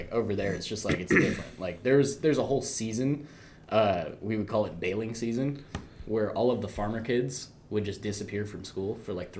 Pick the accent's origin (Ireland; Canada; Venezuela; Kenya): Ireland; moved away; also born or lived in Portland; I come from Ireland. Like I was born in Portland, but I was raised in Ireland